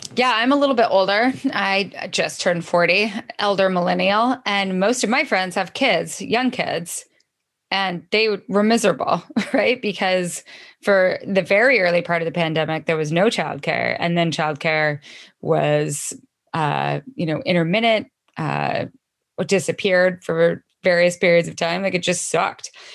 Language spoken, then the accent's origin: English; Idaho, United States; also born or lived in Missoula, Montana; now in Washington, United States; I'm from Idaho originally